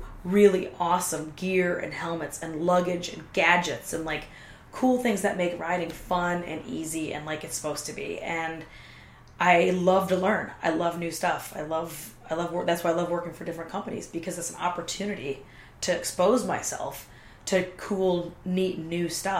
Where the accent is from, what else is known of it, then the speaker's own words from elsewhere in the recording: Kentucky, United States; I am from Kentucky